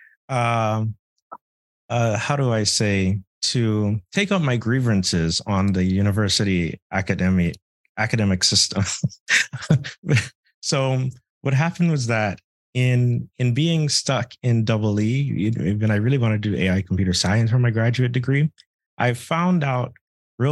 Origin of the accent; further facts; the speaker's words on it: Bahamas; moved away as an adult; now in United States; I'm from the Bahamas. I transferred to the US. I didn't know anything. I came here by myself and all that.